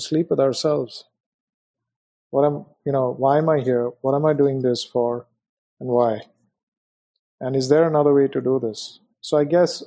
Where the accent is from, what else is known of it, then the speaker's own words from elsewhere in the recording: India; moved away as an adult; also born or lived in Hong Kong; So I was born in India, brought up in India, had a wonderful experience in India.